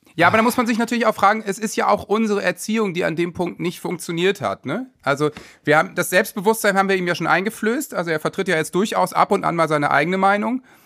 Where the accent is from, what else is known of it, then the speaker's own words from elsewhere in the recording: Worpswede, Lower Saxony, Germany; Ich bin auch so aufgewachsen im Wald mit selbst Baumhaus bauen und so, Wobswede